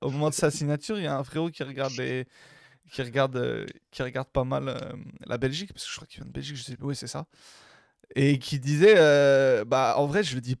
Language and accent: French; Marseille, Provence-Alpes-Côte d'Azur, France; Moi, j'aurais pas pris ce pari en tant que Marseillais.